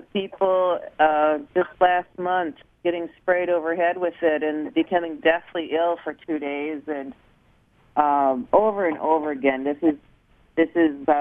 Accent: Minnesota, United States; my home state, Minnesota

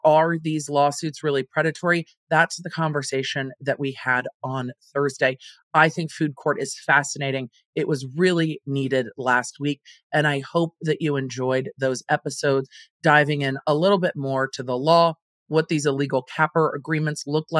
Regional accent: Southern California, United States; I grew up in Southern California

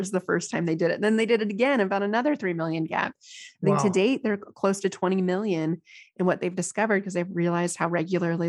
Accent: United States; here as an American

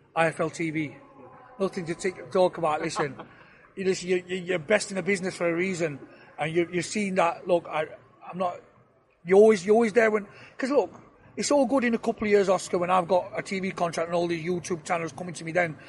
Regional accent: Sheffield, Yorkshire and the Humber, United Kingdom; I were born up in Sheffield, very proud of my roots. I've been in Sheffield

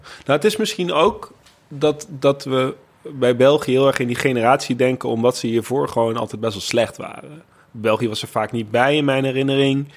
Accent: Netherlands; als Nederlander

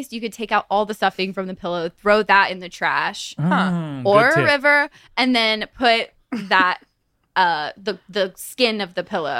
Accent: Santa Clarita, California, United States; I'm from just outside of Hollywood.

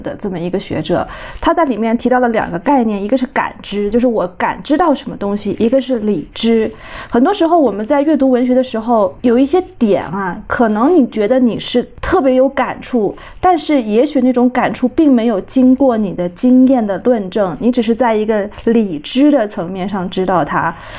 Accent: Kunming, Yunnan, China; moved away as an adult; 因为我们老家就是在昆明，所以我就是要回来工作

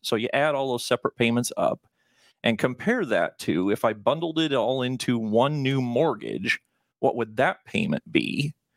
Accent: Nebraska, United States; Born and raised in Nebraska.

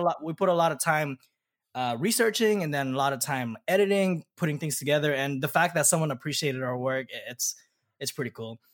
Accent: Southern California, United States; we're both from Southern California

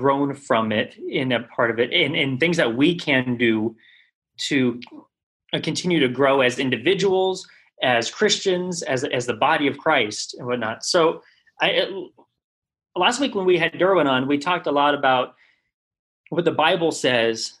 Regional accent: South Orange County, California, United States; my experience in growing up in South Orange County

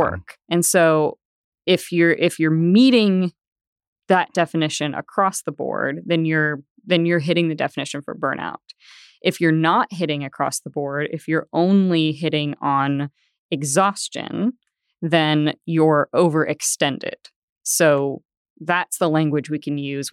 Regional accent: Bay Area, Northern California, United States; moved away as an adult; also born or lived in Denver; now in Tulsa, United States; I grew up in Northern California in the Bay Area

